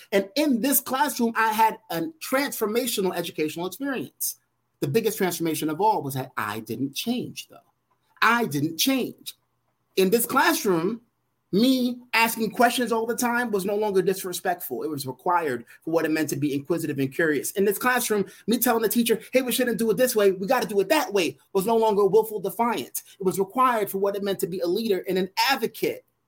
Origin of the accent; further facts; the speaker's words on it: New York City, New York, United States; growing up in Brooklyn, New York